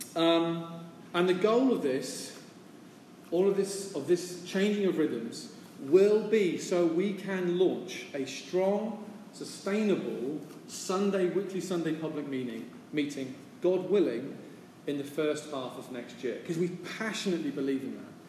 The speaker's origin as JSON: {"language": "English", "country": "United Kingdom", "moved": "yes", "lives_now": "San Francisco, United States", "said": "as a British person from a stiff upper lip culture"}